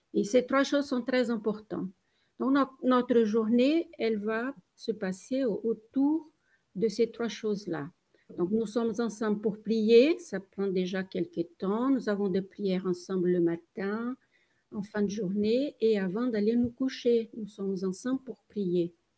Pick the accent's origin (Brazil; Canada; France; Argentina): Brazil; moved away; je suis brésilienne.